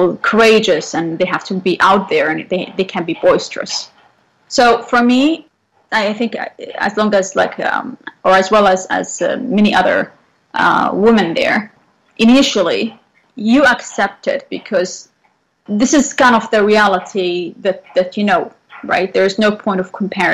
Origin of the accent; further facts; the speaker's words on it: central Saudi Arabia, Saudi Arabia; moved away as an adult; now in Vancouver, Canada; So I come from Saudi Arabia. I was born in the center or the heart of Saudi Arabia